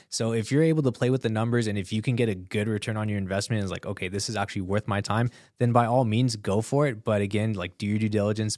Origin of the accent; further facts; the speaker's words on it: Southern California, United States; I'm from Southern California